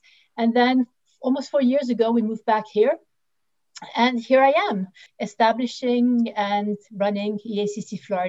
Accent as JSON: {"language": "English", "country": "Austria", "tie": "born or raised there", "also_born_or_lived": "United States / Switzerland", "said": "I was born in the United States, in New York. I was raised in Austria and Switzerland before moving back here to study."}